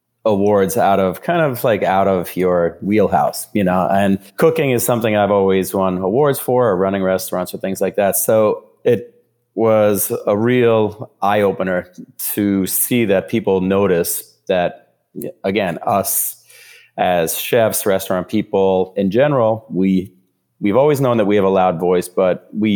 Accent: New Jersey, United States; I grew up in New Jersey, right outside of Manhattan.

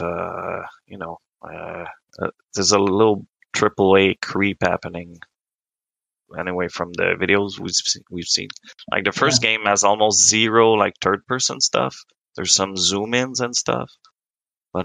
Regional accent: Quebec, Canada; first language French; English is a second language; Grew up on a farm in Quebec

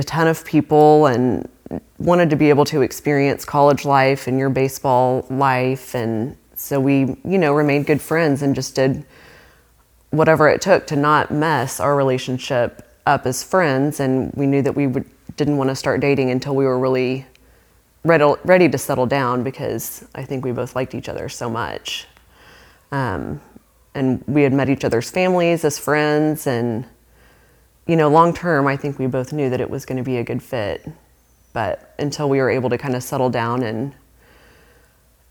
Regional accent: Moore, Oklahoma, United States; I was raised in Moore and graduated from high school there

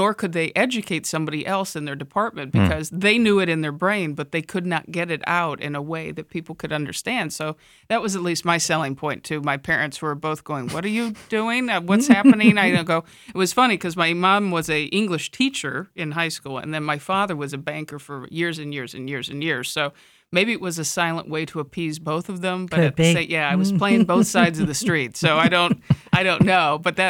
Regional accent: Midwest, United States; I grew up in the Midwest, and I came out to California after college for my real first grown-up work experiences.

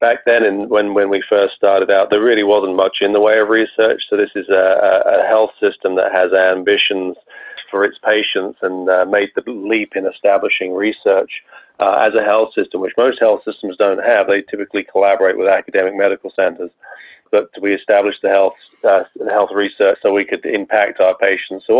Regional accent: England, United Kingdom; moved away as an adult; also born or lived in Bath, England / Rochester, New York; now in United States; you should be able to tell from my accent, I was not born in the United States. I'm actually from England

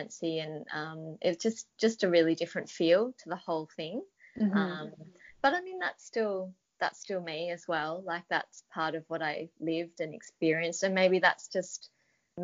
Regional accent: Australia; accent: Australian

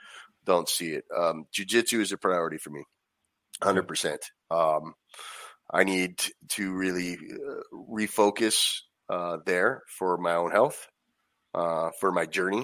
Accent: Anaheim, California, United States; I grew up going there, and it's you know, I'm from Anaheim originally, so that was right down the street

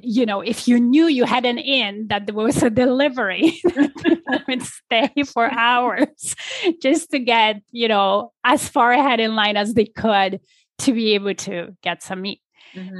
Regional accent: Poland; moved away as an adult; now in Toronto, Canada; I was born and raised in Poland

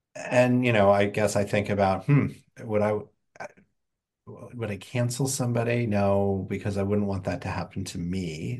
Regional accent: Indiana, United States; I grew up in Indiana

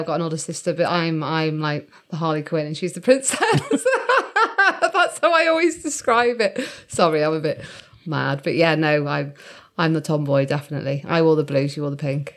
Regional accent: Shrewsbury, West Midlands, United Kingdom; we were based in Shrewsbury, and I was born

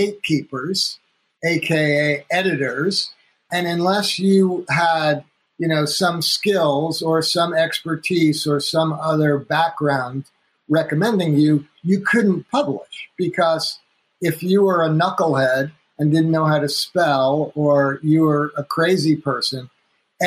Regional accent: North Woodmere, New York, United States; I grew up on Long Island, in outside of Manhattan in New York

